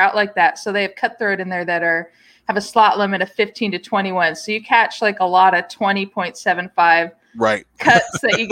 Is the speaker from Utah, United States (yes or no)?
yes; Utah, United States; I'm from Utah